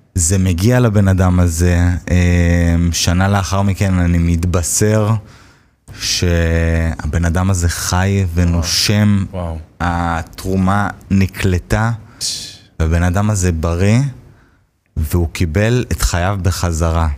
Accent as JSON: {"language": "Hebrew", "town": "Hod HaSharon", "region": "Central District", "country": "Israel", "tie": "born or raised there", "said": "גדלתי בהוד השרון"}